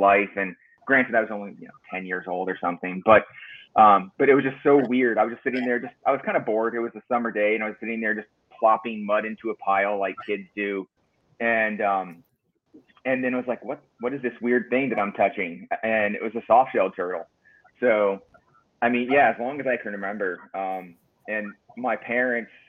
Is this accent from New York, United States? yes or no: no; Ohio, United States; moved away; also born or lived in South Carolina; Growing up in Ohio, I lived in South Carolina for a bit as well